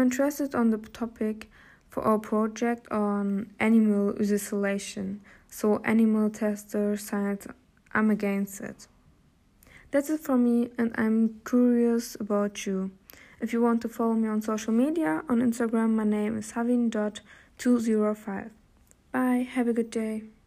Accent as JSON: {"language": "English", "region": "Hamburg", "country": "Germany", "tie": "born or raised there", "second_language": "English", "said": "My family and I originally from Turkey, but I was born here in Germany and I also grew up here in Hamburg"}